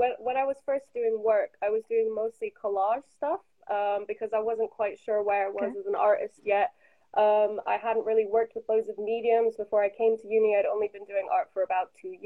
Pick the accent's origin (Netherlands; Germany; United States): Netherlands; now in Bath, United Kingdom; I'm a 21-year-old artist who's based in Bath at the moment, but I'm originally from the Netherlands.